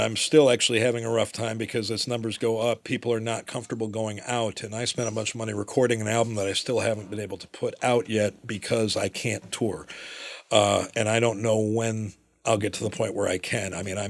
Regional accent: Ann Arbor, Michigan, United States; growing up in Burns Park in Ann Arbor, that's where Ken Burns is from.

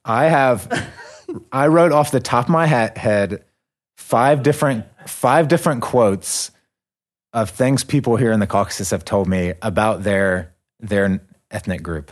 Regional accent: United States; I'm an American

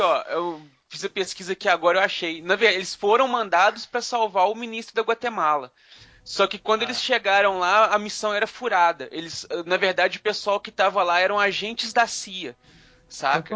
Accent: Carandaí, Minas Gerais, Brazil; Lá na minha cidade, lá em Carandaí, onde eu, onde eu fui criado quando eu era criança

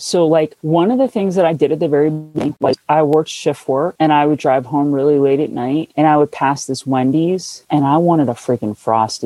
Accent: New Jersey, United States; moved away; I'm from New Jersey, where if you say pop, someone punches you in the face

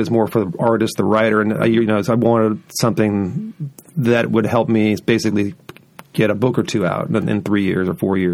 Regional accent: California, United States; also born or lived in Oregon / Seattle; now in Boise, United States; I grew up in California, was born in Oregon, lived in Seattle for years

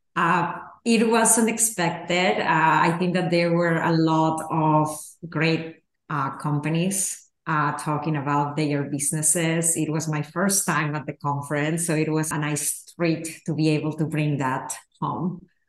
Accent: Peru; moved away; I grew up in Peru

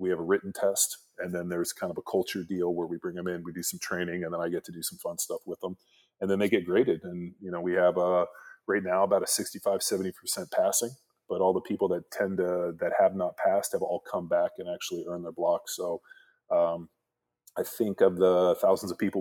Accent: Palos Verdes, California, United States; also born or lived in Berkeley, California; I grew up in Southern California, youngest of three brothers, went to high school in Palos Verdes

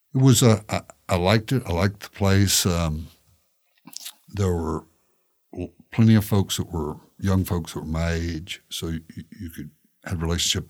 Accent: Shelbyville, Tennessee, United States; moved away as an adult; also born or lived in Kentucky; now in Tallahassee, United States; I grew up in Shelbyville, obviously, and that is the um, world headquarters of the Tennessee walking horse

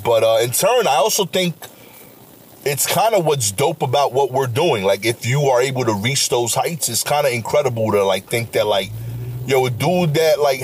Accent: New York, United States; I grew up being a New Yorker

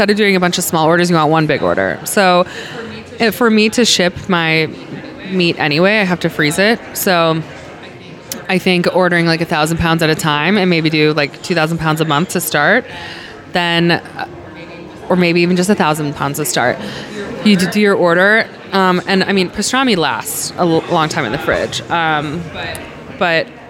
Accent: Cleveland, Ohio, United States; moved away as an adult; now in Los Angeles, United States; I'm from Ohio

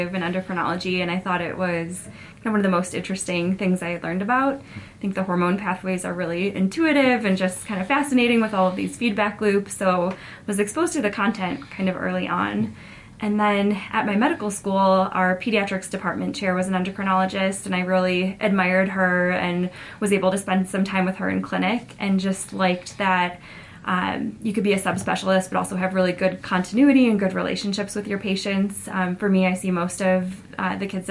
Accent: Buffalo, New York, United States; moved away as an adult; also born or lived in Connecticut; now in Utah, United States; I was in Buffalo both for undergrad and medical school, grew up in Buffalo

